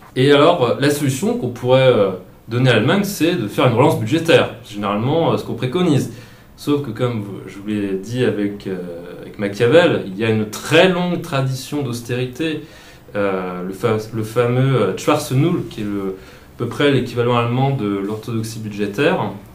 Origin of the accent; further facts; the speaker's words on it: Centre-Val de Loire, France; now in Alsace, France; je viens plutôt de la région, enfin département andré loire euh, en bois tour